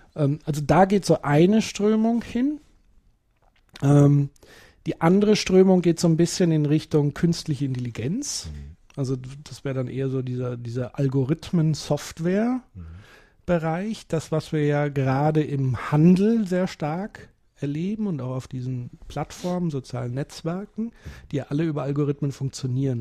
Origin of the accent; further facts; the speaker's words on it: North Rhine-Westphalia, Germany; bei uns in Nordrhein-Westfalen